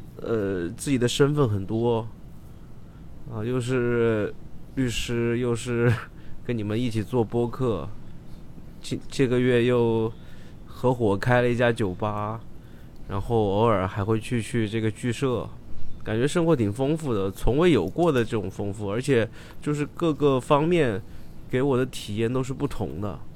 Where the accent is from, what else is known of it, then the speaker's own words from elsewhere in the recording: Guangdong, China; 觉得自己哈沿海人，广东人， {S1} 对 {S3} 我广东人，你跟我讲吃晕船药，